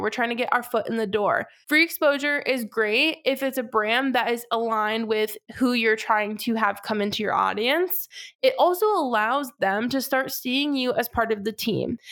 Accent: Massachusetts, United States; moved away as an adult; now in Charlotte, United States; I am from Massachusetts, born and raised

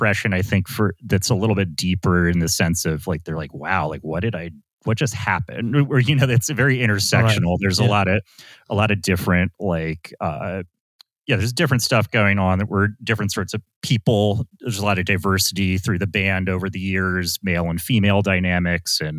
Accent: Los Angeles, California, United States; now in New York, United States; I was born in Los Angeles.

